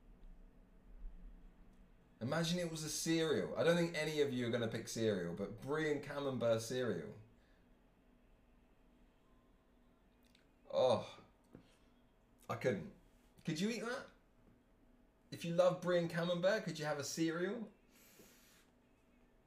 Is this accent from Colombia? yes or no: no; England, United Kingdom; I'm English